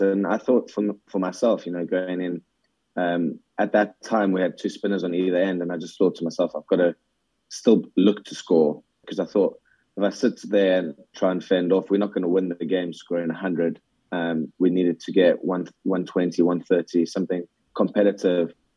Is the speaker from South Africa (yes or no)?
yes; South Africa; now in Scotland, United Kingdom; growing up in South Africa